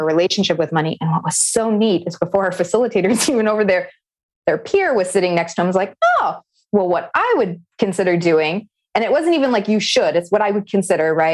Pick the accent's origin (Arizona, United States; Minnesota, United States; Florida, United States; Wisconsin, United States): Arizona, United States; Navajo and Hopi reservation; I grew up on the Navajo and Hopi reservation